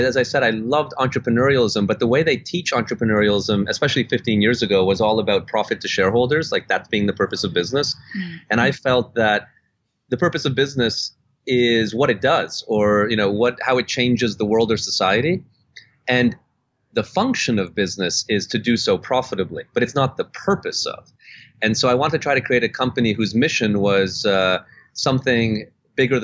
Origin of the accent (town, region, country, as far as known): Canada; born or raised there; also born or lived in Budapest, Hungary / Germany / Netherlands